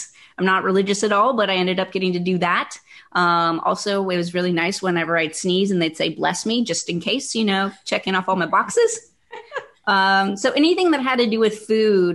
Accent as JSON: {"language": "English", "region": "Northern California", "country": "United States", "said": "I got a job when I was in high school because I don't get reactions to poison oak because I'm from Northern California."}